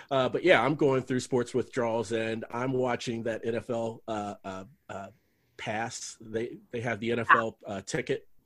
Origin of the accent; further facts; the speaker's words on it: Cincinnati, Ohio, United States; now in Texas, United States; I'm originally from Cincinnati, and so um, my company moved me down here to Texas.